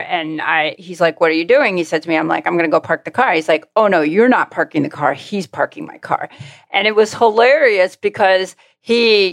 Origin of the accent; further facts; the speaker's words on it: Long Island, New York, United States; I grew up on Long Island